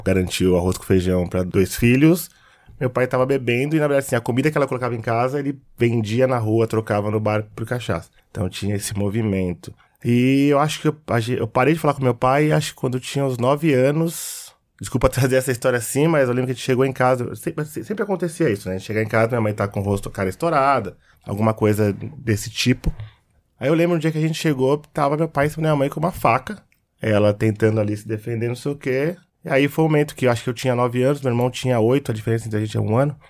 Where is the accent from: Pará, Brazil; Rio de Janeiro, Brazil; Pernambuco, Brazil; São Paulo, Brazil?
São Paulo, Brazil; Osasco; Eu cresci na quebrada em Osasco